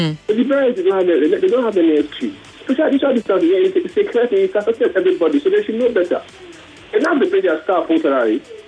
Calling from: Lagos, Nigeria; I'm calling from Aja.

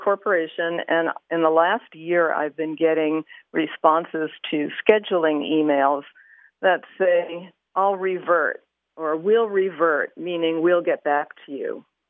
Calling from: San Diego, California, United States; I'm calling from San Diego.

